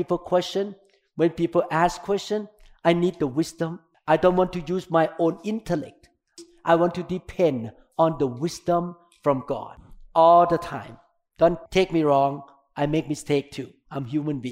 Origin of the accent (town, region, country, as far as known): Thailand; English is a second language; moved away as an adult; now in United States